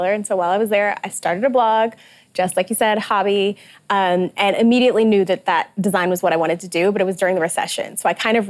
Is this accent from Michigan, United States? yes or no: yes; Detroit, Michigan, United States; I'm also from Detroit, so Motor City, an homage to my hometown